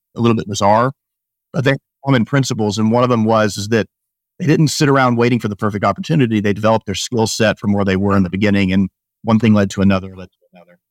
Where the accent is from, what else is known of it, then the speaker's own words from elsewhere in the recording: Rogers, Arkansas, United States; moved away as an adult; also born or lived in Baltimore, Maryland; I grew up in Northwest Arkansas, Rogers, Arkansas